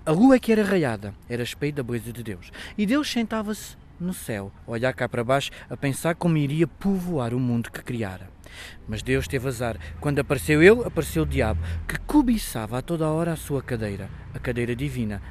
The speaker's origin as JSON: {"language": "Portuguese", "town": "Beja", "region": "Alentejo", "country": "Portugal", "said": "sou de Beja"}